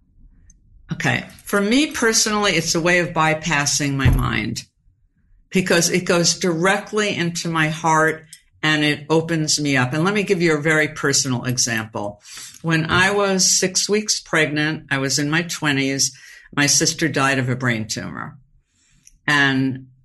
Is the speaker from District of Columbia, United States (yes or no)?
no; New York, United States; I'm from New York